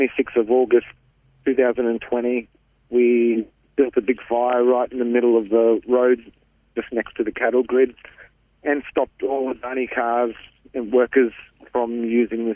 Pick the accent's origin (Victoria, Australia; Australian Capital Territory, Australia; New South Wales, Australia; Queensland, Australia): Queensland, Australia; central; I'm from the Wangan and Jagalingou people from central Queensland